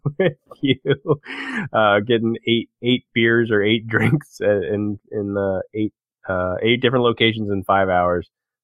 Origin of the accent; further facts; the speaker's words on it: Anne Arundel County, Maryland, United States; moved away as an adult; also born or lived in Ohio; I grew up in Anne Arundel County, so in Maryland. So it's my first 21 years of my life was spent in Maryland.